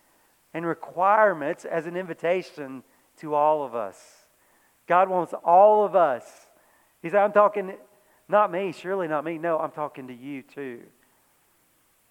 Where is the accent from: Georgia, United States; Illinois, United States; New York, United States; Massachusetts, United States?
Georgia, United States; moved away; I grew up in Georgia